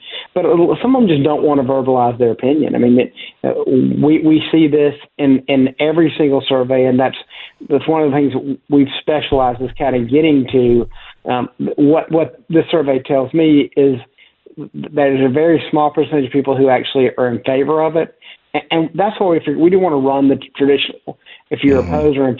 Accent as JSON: {"language": "English", "region": "South Carolina", "country": "United States", "tie": "born or raised there", "said": "I grew up in South Carolina, and I always remember we're in the media market for North Carolina"}